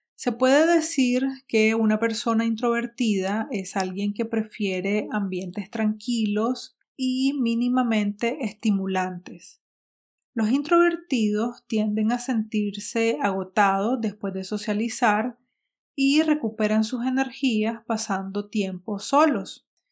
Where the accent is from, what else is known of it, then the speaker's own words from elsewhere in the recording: Nicaragua; Nicaragua porque es la sociedad donde vivo, donde crecí